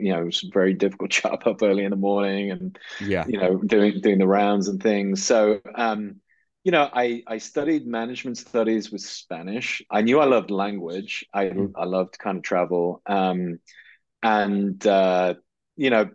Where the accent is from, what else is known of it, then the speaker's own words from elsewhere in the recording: just outside Liverpool, North West England, United Kingdom; I grew up in the northwest of England, just outside Liverpool